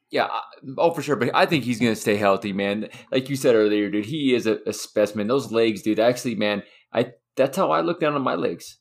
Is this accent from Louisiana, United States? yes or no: no; Utah, United States; I'm from Utah.